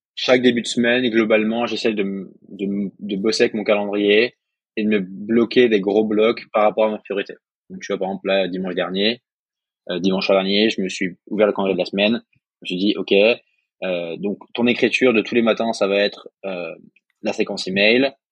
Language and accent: French; Alsace, Grand Est, France; moi, je suis alsacien